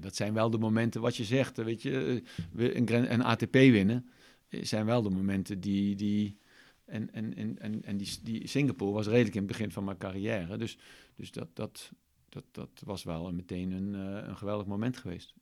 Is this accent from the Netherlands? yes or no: yes; Eindhoven, North Brabant, Netherlands; ik uit Eindhoven kom